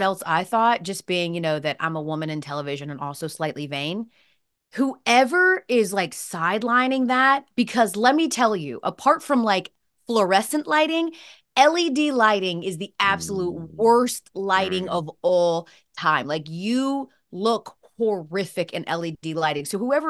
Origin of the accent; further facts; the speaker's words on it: Atlanta, Georgia, United States; When I was living in Atlanta, of course I'm from Atlanta